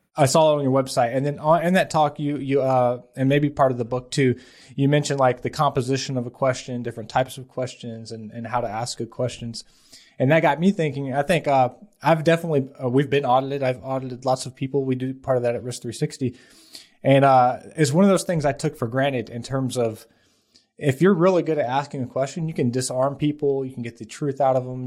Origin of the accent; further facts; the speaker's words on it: Atlanta, Georgia, United States; I grew up in South Atlanta, uh, very poor family